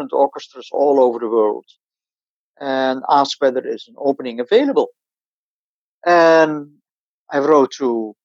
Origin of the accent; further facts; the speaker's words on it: Sneek, Friesland, Netherlands; moved away as an adult; also born or lived in Amsterdam; I'm born in Sneek. Sneek is in Friesland, in the northern, one of the northern provinces.